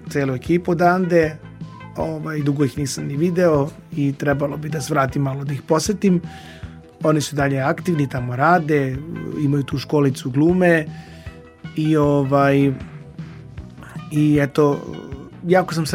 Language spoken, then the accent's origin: Croatian; Belgrade, Serbia; born there; rođen u Beogradu.